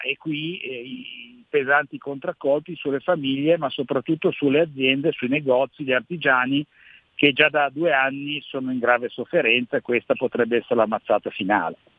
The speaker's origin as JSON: {"language": "Italian", "town": "Genoa", "region": "Liguria", "country": "Italy", "said": "Siamo genovesi, siamo liguri"}